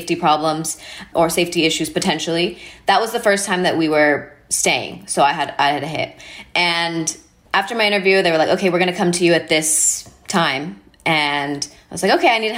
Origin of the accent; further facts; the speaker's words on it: El Paso, Texas, United States; the community that I grew up in is right on the border of Texas and Mexico